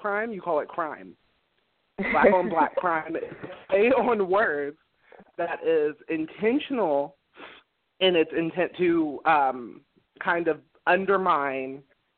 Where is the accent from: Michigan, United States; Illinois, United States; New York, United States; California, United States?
California, United States; Vallejo; I'm from Vallejo, which is actually one of the most diverse cities in California